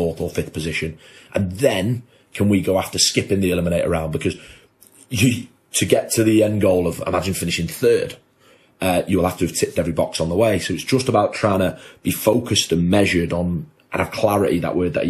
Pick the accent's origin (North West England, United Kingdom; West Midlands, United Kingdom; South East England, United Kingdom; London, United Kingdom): North West England, United Kingdom; Chester; I'm from Chester.